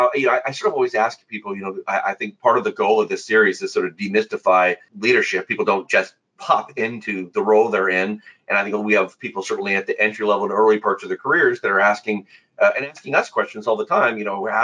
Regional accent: Midwest, United States; now in Ohio, United States; We're both Midwest boys

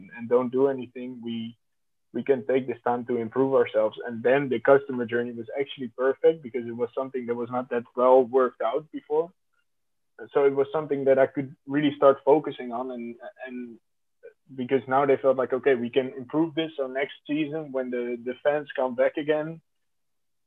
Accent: The Hague, South Holland, Netherlands; So I grew up in The Hague amongst very different cultures too

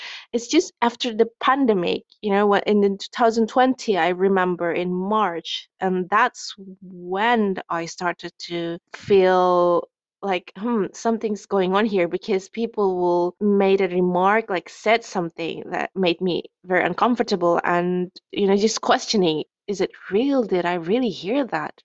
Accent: Jakarta, Indonesia; English is a second language; moved away as an adult; now in Norway; I come from Indonesia, and I was born and grew up in the capital city, Jakarta

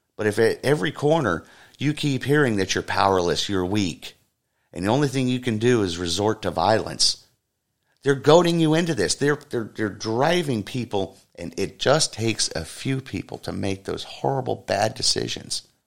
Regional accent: United States

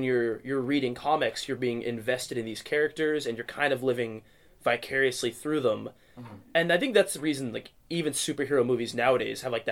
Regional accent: Tacoma, Washington, United States; born or raised there; also born or lived in Chicago, Illinois

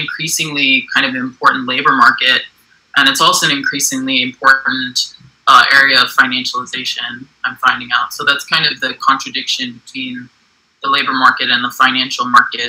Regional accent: United States; also born or lived in Johannesburg, South Africa

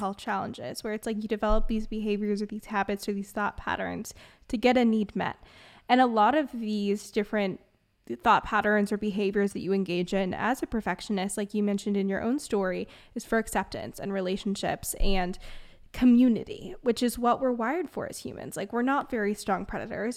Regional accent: Bay Area, California, United States; I'm from the Bay Area, which is like perfectionism on steroids

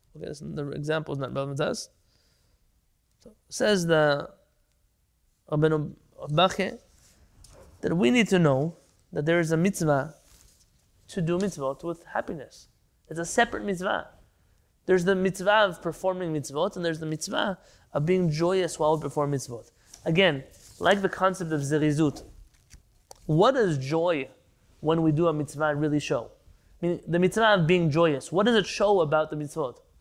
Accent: San Diego, California, United States; I grew up in San Diego

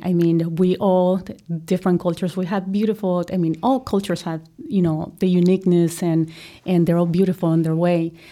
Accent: Colombia; English is a second language; moved away as an adult; now in United States; I am a girl from Colombia

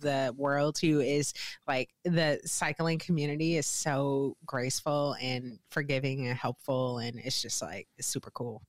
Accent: St. Louis, Missouri, United States; moved away as an adult; now in Wisconsin, United States; born and raised in Saint Louis, Missouri.

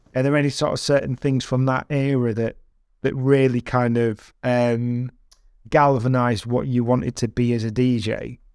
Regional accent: United Kingdom

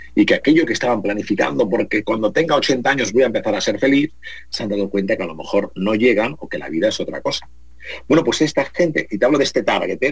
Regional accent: Spain; que somos latinos, españoles

